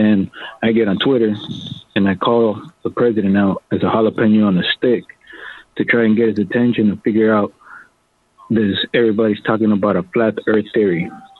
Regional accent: United States; I was born here in the United States

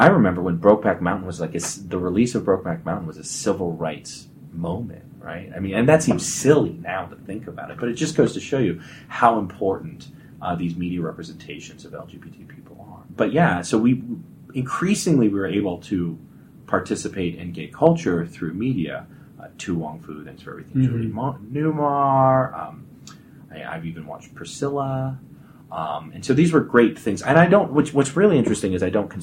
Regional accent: Colorado Springs, Colorado, United States; I grew up in Colorado Springs.

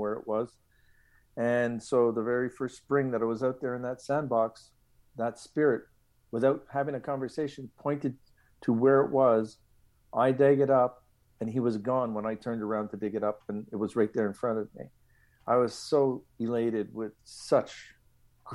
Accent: Montreal, Quebec, Canada; I grew up in Lachine, Quebec

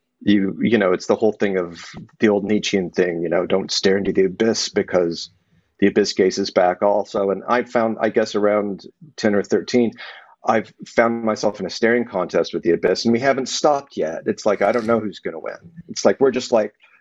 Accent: Texas, United States; growing up in Texas, which it isn't the South, it's its own thing

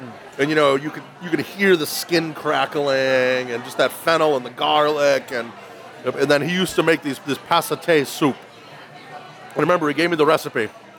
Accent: Woburn, Massachusetts, United States; I grew up in Woburn.

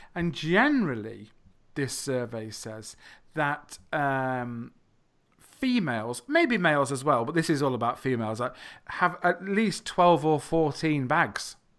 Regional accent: England, United Kingdom; I'm not from the United States of America. I am from England.

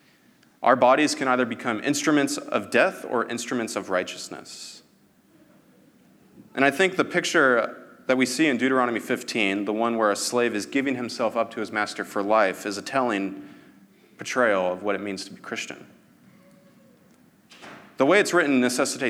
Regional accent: United States; I'm proud to be American.

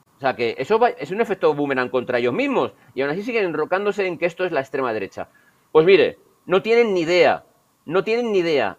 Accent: Burgos, Castile and León, Spain; soy de Burgos

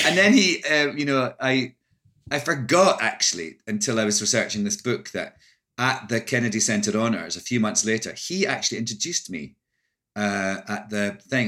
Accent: Scotland, United Kingdom; moved away as an adult; also born or lived in London; now in United States; I'm Scottish

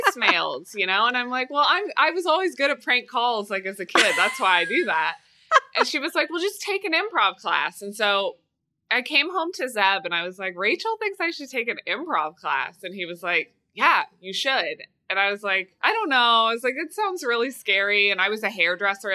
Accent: Kansas City, Missouri, United States; moved away; I'm from Kansas City, Missouri.

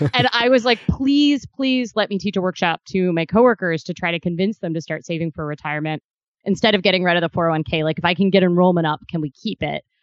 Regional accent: Midwest, United States; also born or lived in Kentucky / Ohio; I'm originally from the Midwest. I spent about half my day in Kentucky and half in Ohio in my teenage years

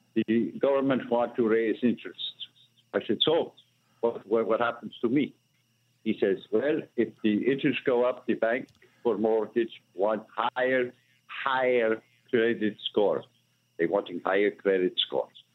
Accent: India; English is a second language; moved away as an adult; now in Elizabeth, United States; I am Indian American. I come to America 22 years ago

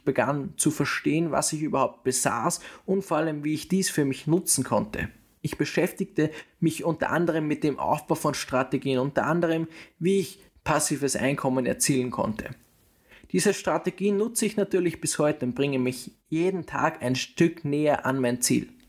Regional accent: Austria; Ich bin in Österreich geboren und habe hier den Mittelpunkt meines Lebens. Ich habe hier meine Schulzeit verbracht

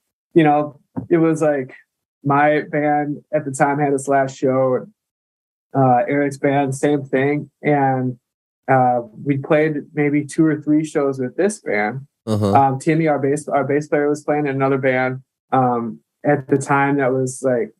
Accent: Mankato, Minnesota, United States; also born or lived in Duluth, Minnesota; I grew up here in Minnesota, like a smaller town in southern Minnesota called Mankato

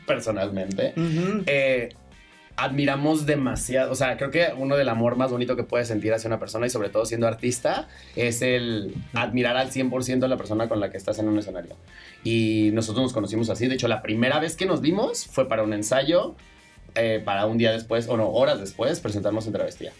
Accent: Cancún, Quintana Roo, Mexico; now in Mexico City, Mexico; todas somos de Cancún o del, área.

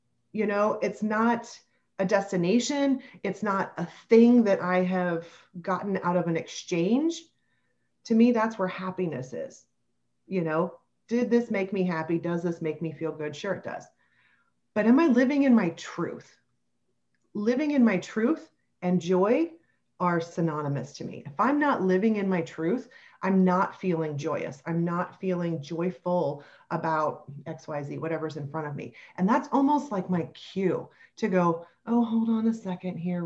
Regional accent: Kentucky, United States; we're both from Kentucky. Our families, you know, live near one another

